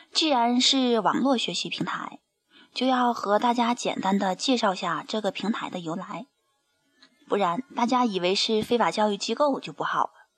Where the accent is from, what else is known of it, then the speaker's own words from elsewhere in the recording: Genhe, Inner Mongolia, China; 作为根核本地土生土长的学子